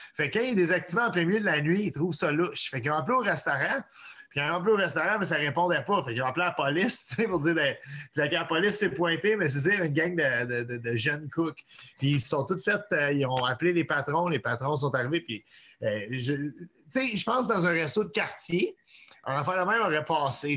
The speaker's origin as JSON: {"language": "French", "town": "Montreal", "region": "Quebec", "country": "Canada", "said": "suis un, Montréalais qui vient d'un père anglophone. et d'une mère québécoise"}